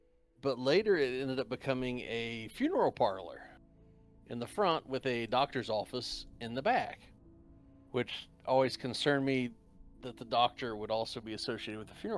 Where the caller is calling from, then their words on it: West Virginia, United States; I'm actually in the mountains of West Virginia.